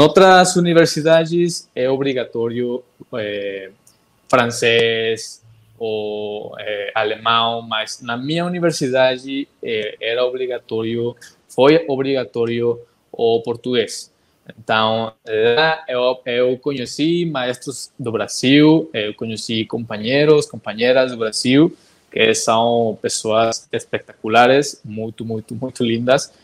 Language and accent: Portuguese; Monterrey, Nuevo León, Mexico; Portuguese is a second language; eu sou de uma cidade muito importante do México chamada Monterrey, Nuevo León, que está no norte do México